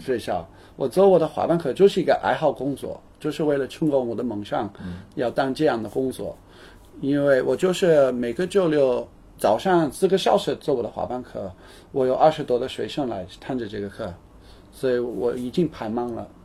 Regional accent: United Kingdom; Chinese is a second language; now in Shanghai, China; 我是英国人

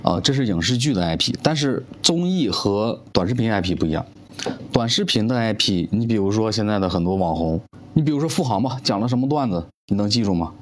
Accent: Jilin, China; 我是吉林人，但我不是延边人

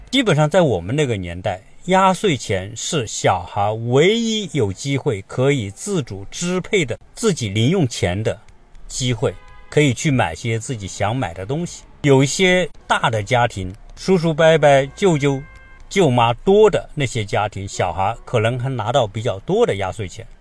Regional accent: China; moved away as an adult; now in United States; 我们从小生活在一个小城市，直到今天，我回来看看的时候，我仍然觉得我们就是一个小城市

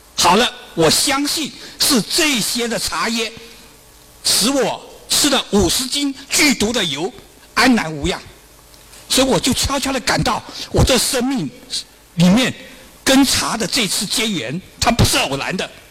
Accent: China; 我们中国人

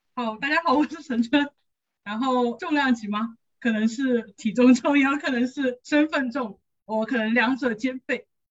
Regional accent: Guiyang, Guizhou, China; moved away; 我是贵州人，贵州贵阳人

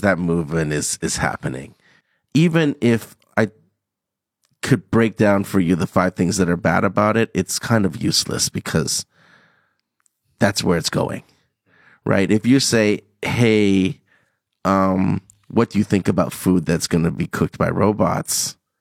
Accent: Hong Kong; born or raised there; moved away as an adult; also born or lived in Toronto, Canada

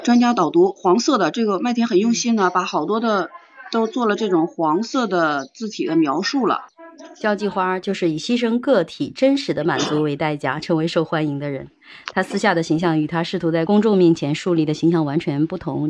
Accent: China; 我们中国人可能只是客套

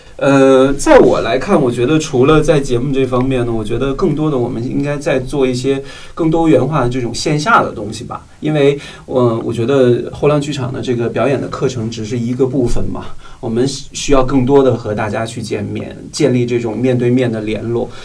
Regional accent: northern China, China; moved away as an adult; also born or lived in Guangdong; now in Beijing, China; 我是从广东来到了北京。虽然我是北方人，我已经在广东生活十年了

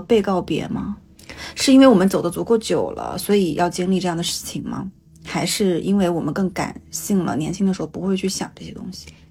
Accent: Changchun, Jilin, China; moved away as an adult; now in Hangzhou, China; 长春是我的家，因为我爸妈在哪里，是我从小生长起来的地方

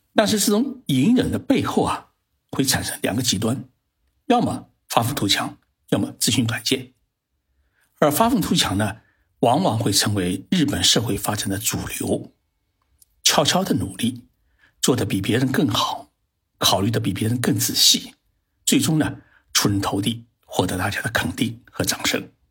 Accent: China; 我们中国人认为差五年就有代沟

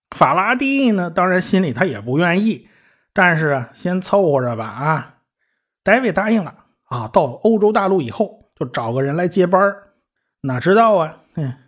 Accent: China; 我们中国人

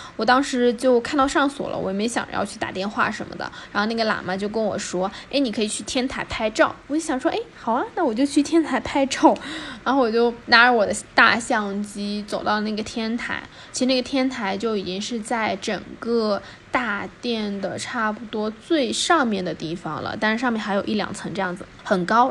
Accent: Zhejiang, China; 我是浙江的

